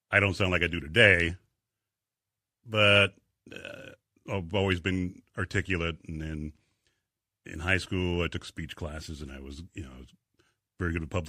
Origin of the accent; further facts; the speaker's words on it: Inglewood, California, United States; moved away; we came here from uh, Inglewood, California, in the uh, early seventies, and uh, I love it here.